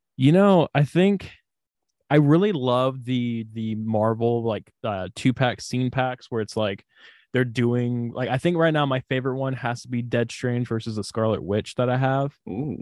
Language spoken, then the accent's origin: English; Houston, Texas, United States; accent: southern drawl; I am from Houston